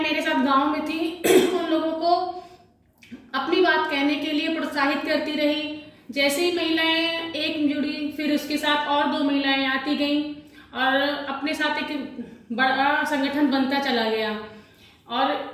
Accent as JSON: {"language": "Hindi", "town": "Faridabad", "region": "Haryana", "country": "India", "moved": "as an adult", "lives_now": "Mewat, India", "said": "मैं फरीदाबाद की रहने वाली हूँ मेरी शादी मेवात में कर दी गई"}